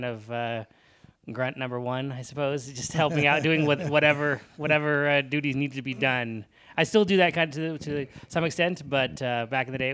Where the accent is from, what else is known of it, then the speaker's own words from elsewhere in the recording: Beaverton, Oregon, United States; I'm from Beaverton, Oregon